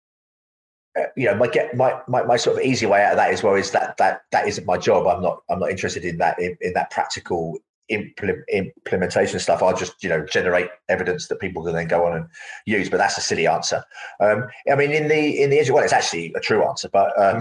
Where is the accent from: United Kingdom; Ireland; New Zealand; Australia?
United Kingdom; London; having been born in the East End of London, I wasn't really around nature very much